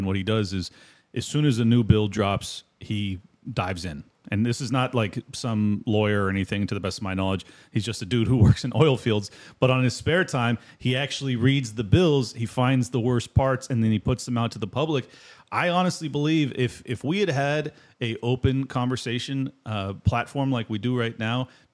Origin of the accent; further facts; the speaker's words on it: San Diego, California, United States; moved away; I'm from San Diego originally, and most of my family still lives there